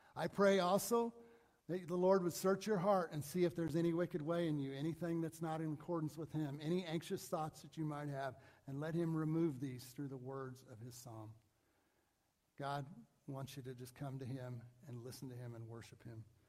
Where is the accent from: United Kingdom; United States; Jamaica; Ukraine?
United States; Mount Vernon; a church that I grew up in in Mount Vernon.